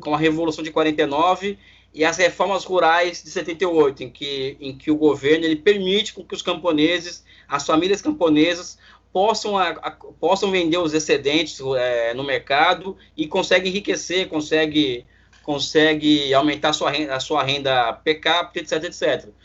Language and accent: Portuguese; Brazil; eu, como brasileiro